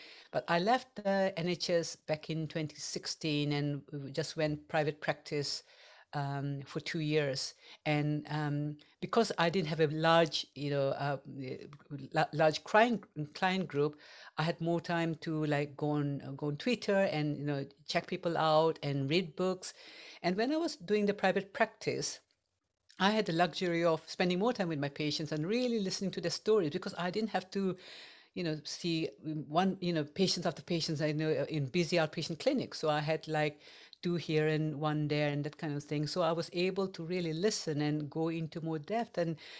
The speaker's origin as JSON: {"language": "English", "country": "India", "second_language": "English", "moved": "yes", "lives_now": "England, United Kingdom", "said": "And when I came to England from India, because that's where I'm originally from, I had I had some challenges because I could not understand people's accent"}